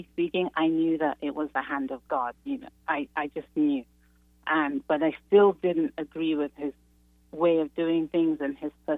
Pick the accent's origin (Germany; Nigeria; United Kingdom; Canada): Nigeria; now in Chicago, United States; I'm originally from Nigeria, from a Muslim family.